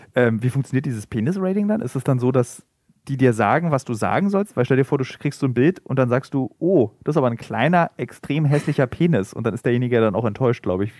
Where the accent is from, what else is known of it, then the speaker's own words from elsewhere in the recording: East Germany, Germany; now in Berlin, Germany; Ich wurde im Übrigen aufgezogen noch mit die Nacktheit einer Frau, also ich komme aus dem Osten